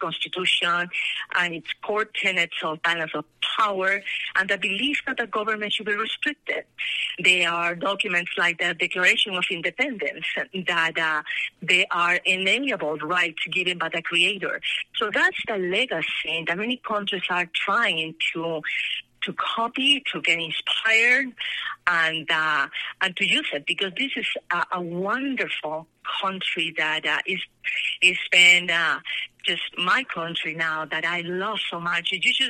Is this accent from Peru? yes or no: yes; Peru; born or raised there; moved away as an adult; now in Colorado, United States